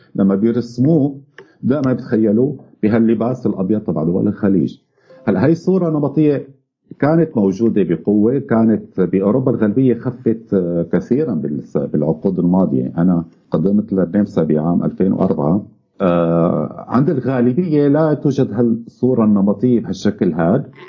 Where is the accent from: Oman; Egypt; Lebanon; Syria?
Syria; moved away; نحن بالذات كسوريين